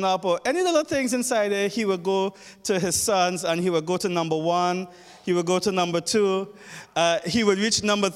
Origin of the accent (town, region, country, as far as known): Trinidad & Tobago